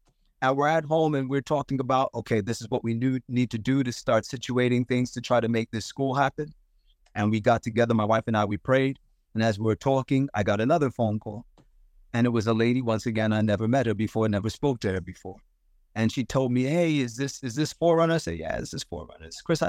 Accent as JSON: {"language": "English", "country": "Zimbabwe", "tie": "born or raised there", "said": "I would love to start a school in the village that I grew up in Zimbabwe"}